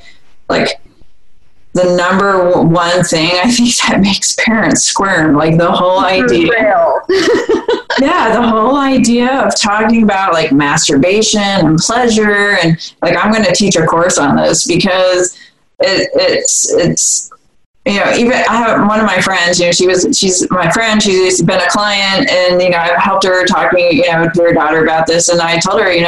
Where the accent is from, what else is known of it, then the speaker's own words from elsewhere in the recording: Vermont, United States; I grew up in Vermont, it's a liberal state